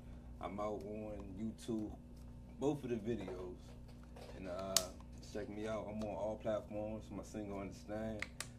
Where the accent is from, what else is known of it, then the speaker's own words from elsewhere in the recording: Washington, District of Columbia, United States; I'm from Southeast DC.